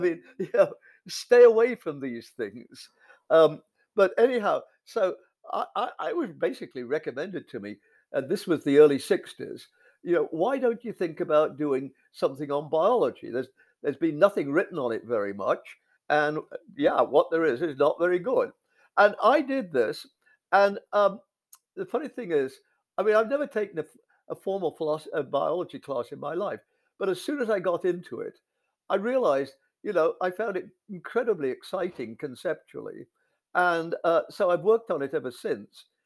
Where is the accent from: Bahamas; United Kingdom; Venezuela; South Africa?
United Kingdom; England; moved away as an adult; also born or lived in North America; I, I grew up in England in the fifties